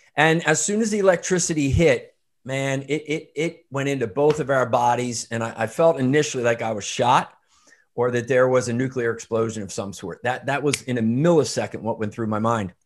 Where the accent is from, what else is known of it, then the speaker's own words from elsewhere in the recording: outside of Philadelphia, Pennsylvania, United States; I grew up outside of Philadelphia, um, Irish Catholic family